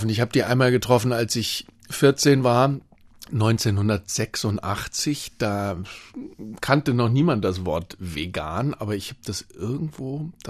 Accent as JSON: {"language": "German", "region": "North Rhine-Westphalia", "country": "Germany", "said": "Aber ich bin aus dem Ruhrgebiet gekommen und habe, ich kann es gar nicht mehr richtig. Das war nun auch nicht gerade Hochdeutsch"}